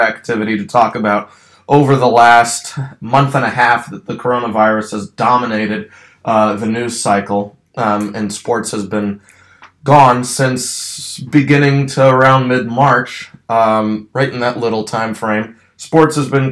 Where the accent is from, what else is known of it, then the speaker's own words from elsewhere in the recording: Ashburn, Virginia, United States; also born or lived in Lynchburg, Virginia; my hometown of Ashburn, Virginia